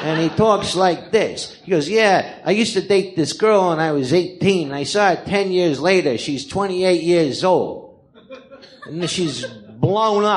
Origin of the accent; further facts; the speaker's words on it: Los Angeles, California, United States; also born or lived in New York; I'm from Tarzana